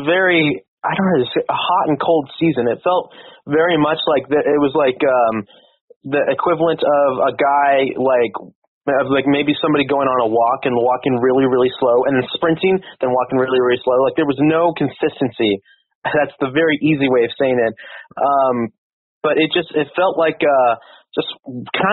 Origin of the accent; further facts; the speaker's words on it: Roseville, California, United States; I grew up in Roseville, and I've been here most in my entire life so far